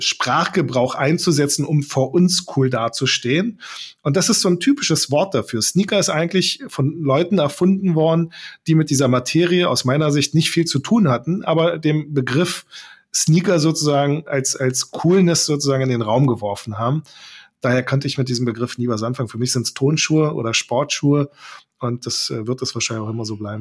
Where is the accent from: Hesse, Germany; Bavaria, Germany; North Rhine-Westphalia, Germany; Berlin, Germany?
Berlin, Germany; ich bin geborener Berliner